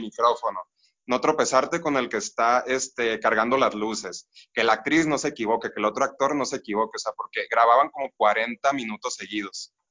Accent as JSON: {"language": "Spanish", "town": "Los Mochis", "region": "Sinaloa", "country": "Mexico", "moved": "as an adult", "lives_now": "Morelia, Mexico", "said": "vivo ahorita en Morelia, bueno, soy de Los Mochis, este Sinaloa"}